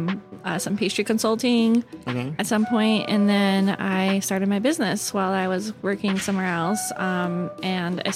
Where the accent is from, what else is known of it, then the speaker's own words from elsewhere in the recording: Aurora, Illinois, United States; also born or lived in California / New York / Cleveland, Ohio; now in Chicago, United States; I was raised in Aurora, Illinois, born in California